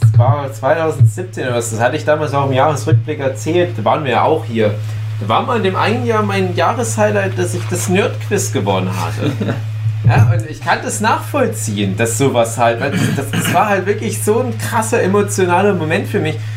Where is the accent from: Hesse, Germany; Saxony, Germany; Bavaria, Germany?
Saxony, Germany; Griesbach; in meinem Heimatdorf Griesbach im Erzgebirge